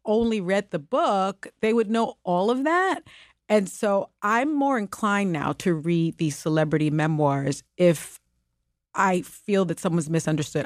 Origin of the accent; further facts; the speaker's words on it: New York City, New York, United States; first language Spanish; English is a second language; I was born in the Bronx, projects and raised in the South Bronx projects